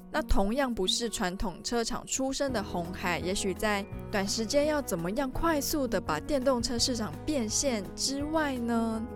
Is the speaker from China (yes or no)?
no; Taiwan; 身为台湾人民的我也是与有荣焉啦